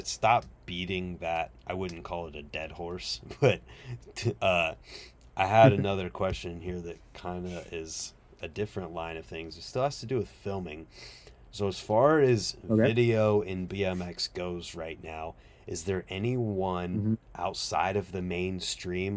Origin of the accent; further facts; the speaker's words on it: Ohio, United States; I'm from Ohio